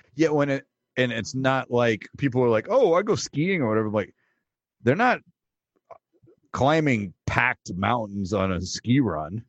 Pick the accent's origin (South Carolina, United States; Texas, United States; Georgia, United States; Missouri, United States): Texas, United States; I'm from Texas